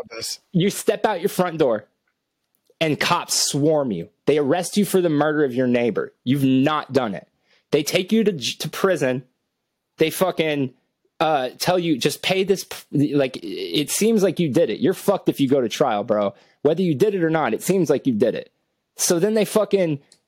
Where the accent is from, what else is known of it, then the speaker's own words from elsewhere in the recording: Cuero, Texas, United States; I'm from Cuero, Texas